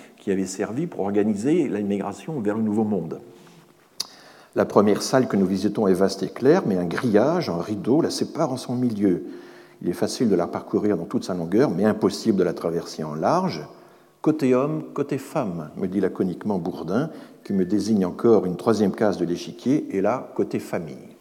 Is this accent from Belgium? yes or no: no; Alsace, Grand Est, France; je suis un Alsacien